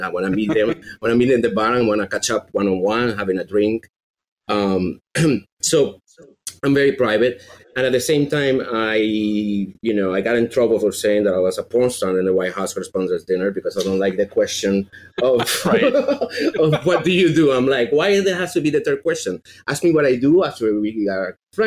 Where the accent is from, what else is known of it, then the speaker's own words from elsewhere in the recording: Venezuela; English is a second language; moved away; I'm from Venezuela